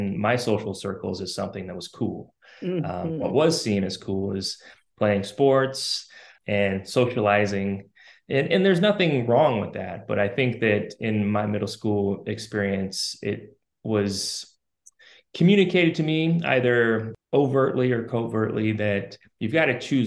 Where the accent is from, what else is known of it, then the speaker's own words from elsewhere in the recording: Spokane, Washington, United States; I was born and raised in Spokane, Washington